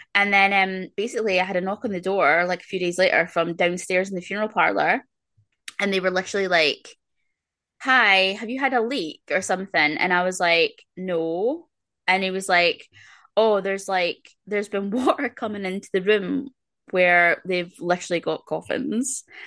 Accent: Scotland, United Kingdom; I'm very very Scottish.

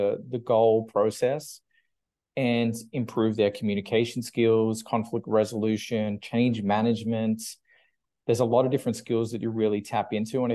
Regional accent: Australia; moved away as an adult; also born or lived in United Kingdom; now in Vancouver, Canada; I'm originally from Australia

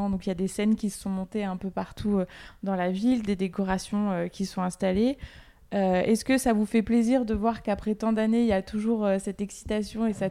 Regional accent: Vienne, Auvergne-Rhône-Alpes, France; quand je rencontre quelqu'un et que je lui dis que je suis euh, viennoise et que je suis originaire de Vienne, il y a deux choses qui ressortent Fernand Point et le festival de jazz.

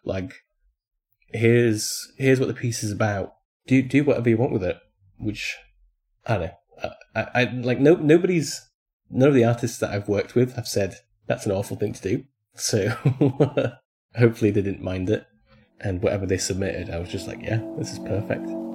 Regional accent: Poland; it's set in my hometown

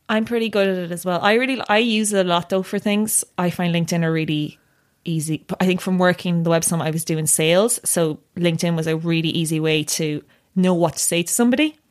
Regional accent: Tipperary, Munster, Ireland; I grew up in Tipperary

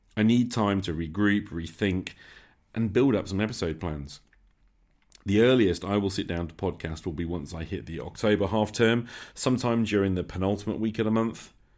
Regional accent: Nottingham, East Midlands, United Kingdom; Faculty of Medicine and Health Sciences, right in my hometown

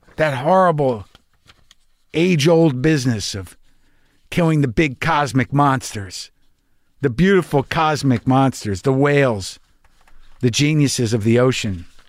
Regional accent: New Mexico, United States; I was brought up conservative Jew in New Mexico.

